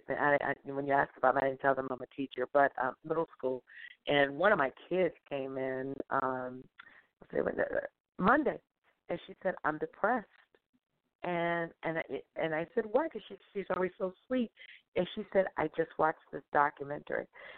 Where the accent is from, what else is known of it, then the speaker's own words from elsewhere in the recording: Jamaica; I told you I'm Jamaican.